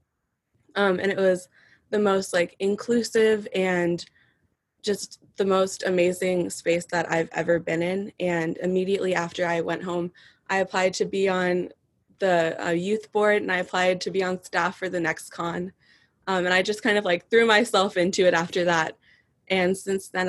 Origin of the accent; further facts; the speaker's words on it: Corvallis, Oregon, United States; I'm from Corvallis, Oregon